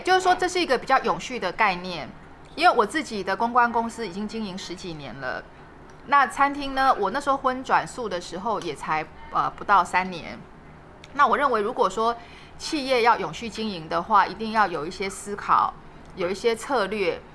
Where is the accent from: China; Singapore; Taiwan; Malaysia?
Taiwan; 我们台湾这边